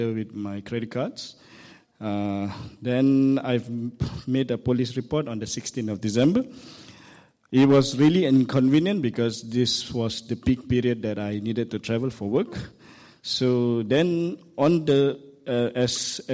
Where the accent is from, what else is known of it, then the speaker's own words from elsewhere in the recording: Malaysia; I'm from Malaysia